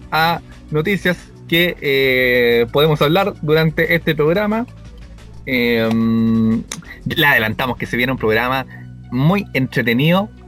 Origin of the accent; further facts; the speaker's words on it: Viña del Mar, Valparaíso, Chile; De Viña, perro, yo soy de Viña. Verdad, nacido y criado en Viña.